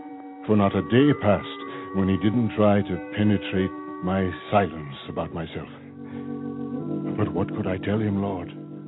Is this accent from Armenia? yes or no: yes; Armenia